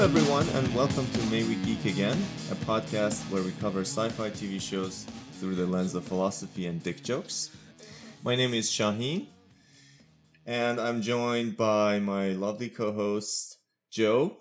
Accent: Iran; also born or lived in United States; now in Pittsburgh, United States; I'm from Iran originally, but I've lived most of my adult life in the U S.

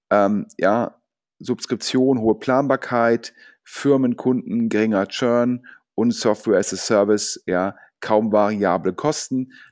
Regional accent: Düsseldorf, North Rhine-Westphalia, Germany; Sogar als Düsseldorfer freue ich mich ähm, über Kölner Events

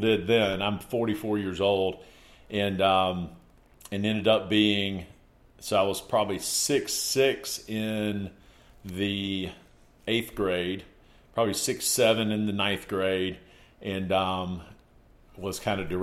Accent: Greenville, South Carolina, United States; I'm from the Greenville area

